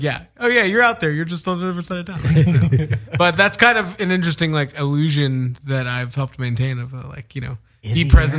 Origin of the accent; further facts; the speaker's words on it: Houston, Texas, United States; From Houston originally.